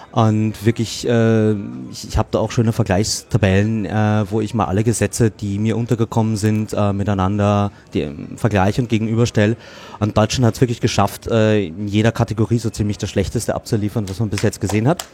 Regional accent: Austria; ich bin Österreicher

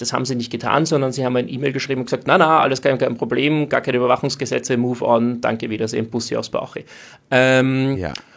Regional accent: Austria

